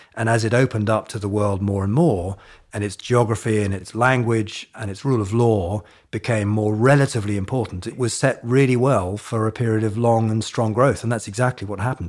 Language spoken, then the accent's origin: English; Hong Kong; moved away; I grew up in Asia, in Hong Kong